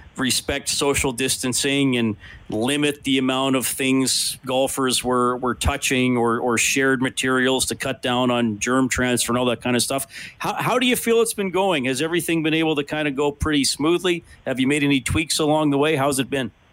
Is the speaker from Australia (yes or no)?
no; Evansburg, Alberta, Canada; moved away; I'm from Evansburg